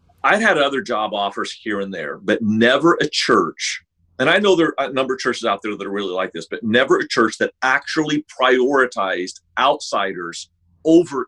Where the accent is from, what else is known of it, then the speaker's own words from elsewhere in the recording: Sacramento, California, United States; moved away as an adult; I grew up actually in Sacramento, California